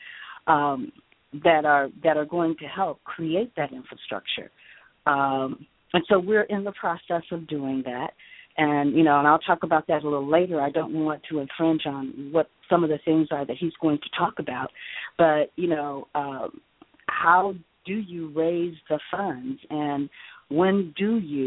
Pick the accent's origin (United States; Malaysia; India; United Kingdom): United States; Chicago, Illinois; now in California, United States; I'm in California right now, but I'm originally from Chicago, Illinois.